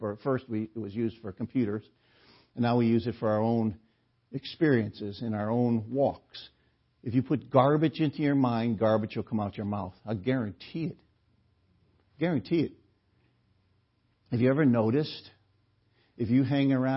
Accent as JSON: {"language": "English", "town": "New Haven", "region": "Connecticut", "country": "United States", "tie": "born or raised there", "said": "growing up in the Gospel Hall on Newhall Street in New Haven"}